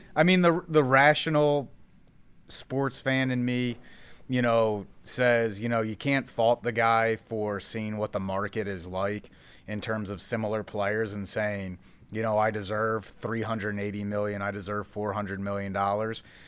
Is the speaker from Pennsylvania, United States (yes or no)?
yes; Philadelphia, Pennsylvania, United States; moved away; I grew up in Philadelphia, so I'm a diehard Phillies fan at heart